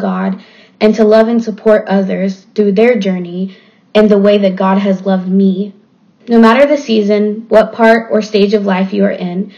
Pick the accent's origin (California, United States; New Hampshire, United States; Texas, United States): Texas, United States; Waco; also born or lived in North Dallas, Texas; now in Dallas, United States; I'm from Waco, Texas, but I currently live in North Dallas